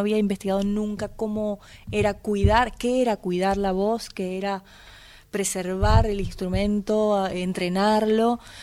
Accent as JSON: {"language": "Spanish", "region": "Buenos Aires Province", "country": "Argentina", "tie": "born or raised there", "moved": "yes", "lives_now": "Buenos Aires, Argentina", "said": "si bien soy bonaerense, hace más años que vivo en Buenos Aires que los que he habitado en cualquier otro lugar"}